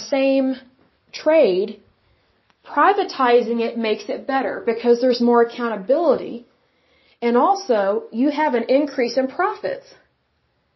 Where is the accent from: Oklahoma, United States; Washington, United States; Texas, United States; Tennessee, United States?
Oklahoma, United States